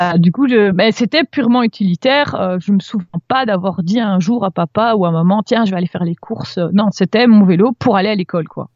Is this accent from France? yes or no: no; Brussels, Brussels-Capital Region, Belgium; en tant que bruxelloise